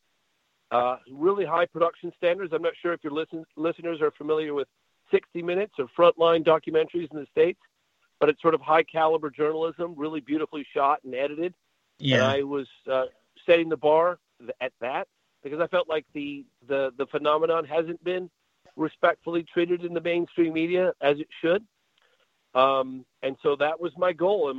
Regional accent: England, United Kingdom; I was born in England as well

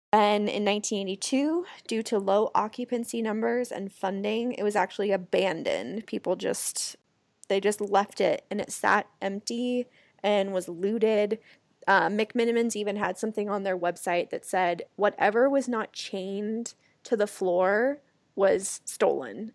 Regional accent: Lake Oswego, Oregon, United States; also born or lived in Los Angeles, California; now in Phoenix, United States; Chelsea and I grew up in a small town called Lake Oswego together

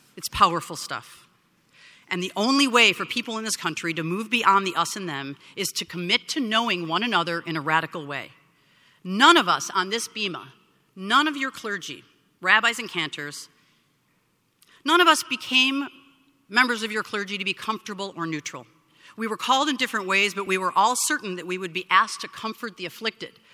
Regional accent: Skokie, Illinois, United States; now in San Francisco, United States; my hometown

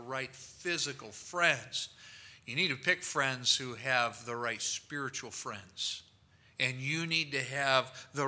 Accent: Rockford, Illinois, United States; I was from Rockford, Illinois

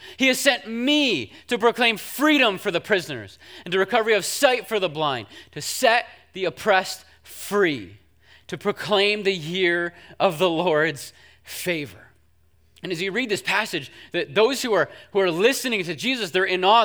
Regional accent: United States; I was from the United States

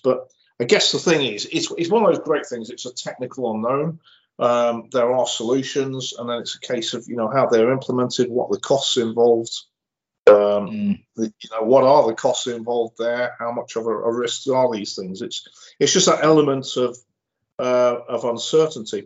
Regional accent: Cheshire, North West England, United Kingdom; I'm from Cheshire

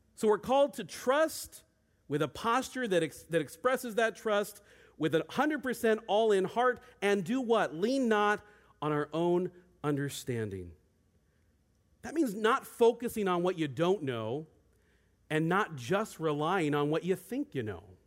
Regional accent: Federal Way, Washington, United States; moved away as an adult; also born or lived in Bend, Oregon; I grew up in Federal Way

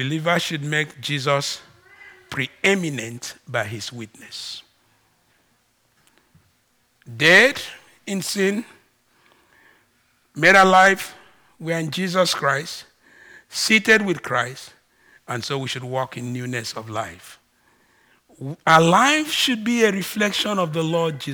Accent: Ibibio, Akwa Ibom, Nigeria; first language Ibibio; English is a second language; moved away; English is not my first language. BBO is

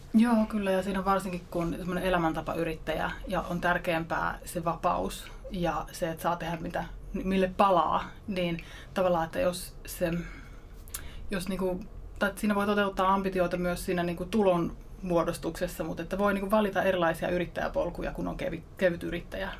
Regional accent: Ostrobothnia, Finland; Mä oon pohjalaisesta yrittäjäperheestä kotoisin.

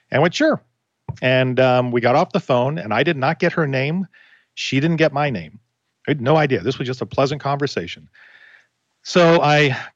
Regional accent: Florida, United States; Where are you from? From Florida. Oh my gosh, my relatives live in Florida.

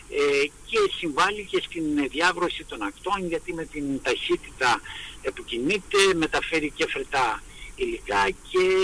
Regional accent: Greece

